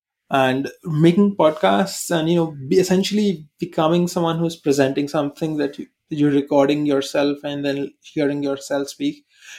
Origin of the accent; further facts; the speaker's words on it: India; accent: Indian; English is a second language; the Indian accent is completely normal in India. So Indians think my accent, what I'm doing, is trying to be fake and, trying to act like I'm American when I'm not.